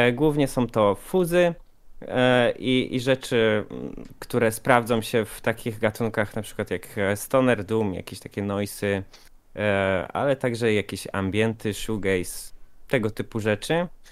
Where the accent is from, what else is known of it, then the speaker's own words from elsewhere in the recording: Poland; jestem faktycznie z Polski